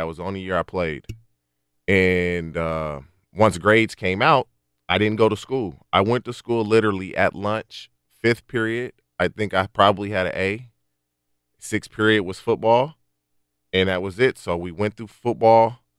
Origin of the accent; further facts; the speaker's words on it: Barstow, California, United States; also born or lived in Texas / Oklahoma; I went to Barstow High School. I got there midway through my freshman. I grew up in Barstow, number one, but I moved back and forth with my mother. My grandmother lived in Barstow.